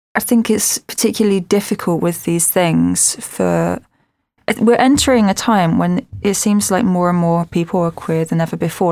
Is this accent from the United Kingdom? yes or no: yes; Southend-on-Sea, East of England, United Kingdom; I'm an Essex girl and I'm from Southend, and it's right at the end of the Thames.